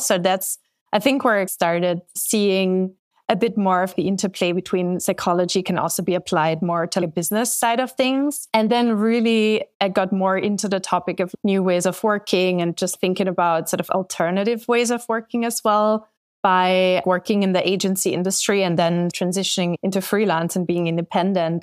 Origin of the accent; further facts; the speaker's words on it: Austria; moved away as an adult; also born or lived in London; now in United States; I'm from Austria